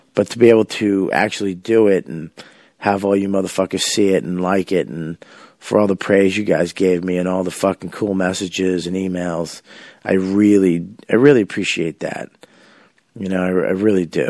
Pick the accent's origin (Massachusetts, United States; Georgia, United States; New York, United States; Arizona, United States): Massachusetts, United States; Boston; I'm from Boston